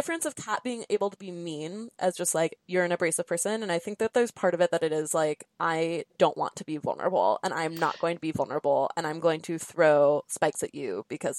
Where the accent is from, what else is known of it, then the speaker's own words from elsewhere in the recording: Southern California, United States; I'm from SoCal, so the weather just looks like that all the time.